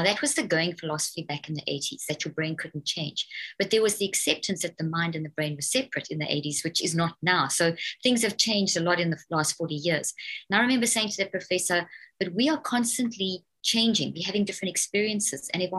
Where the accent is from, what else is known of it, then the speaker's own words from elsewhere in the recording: South Africa; also born or lived in Zimbabwe; now in United States; I was born in Zimbabwe in Africa and then grew up in South Africa. And then I have British parents, and I've been in the States for 13 years, actually.